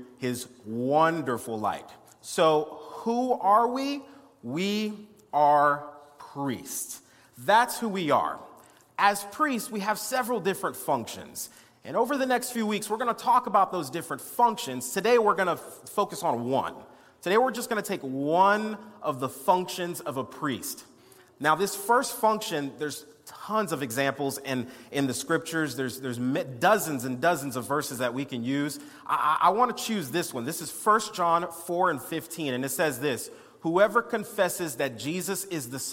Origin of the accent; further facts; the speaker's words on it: West Palm Beach, Florida, United States; I was born in West Palm Beach, Florida